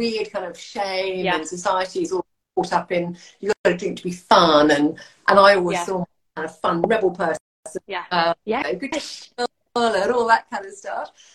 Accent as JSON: {"language": "English", "country": "United Kingdom", "moved": "as an adult", "lives_now": "Hervey Bay, Australia", "said": "I'm a Brit."}